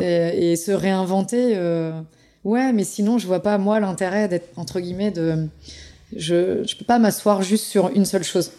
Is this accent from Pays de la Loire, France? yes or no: yes; Pays de la Loire, France; je suis du Saumurois